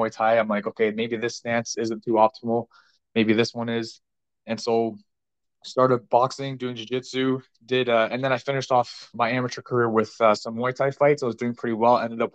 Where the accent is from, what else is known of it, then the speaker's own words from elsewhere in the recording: Ajax, Ontario, Canada; that's my hometown, is Ajax, Ontario